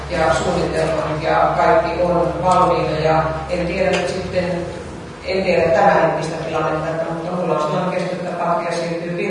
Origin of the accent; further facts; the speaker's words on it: Ostrobothnia, Finland; mä olen Pohjanmaalta kotoisin